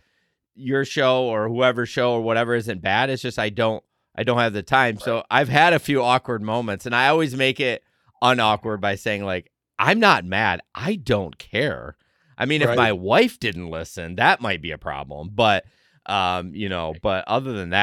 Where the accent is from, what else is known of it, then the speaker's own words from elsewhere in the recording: Michigan, United States; I'm so nasally. I'm from Michigan